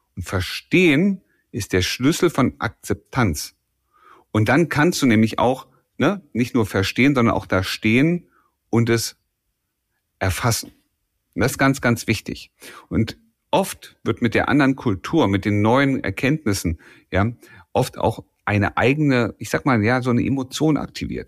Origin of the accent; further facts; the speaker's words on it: Germany; deutsche Pünktlichkeit. Das ist ein kulturelles Gut, das wir hier bei uns haben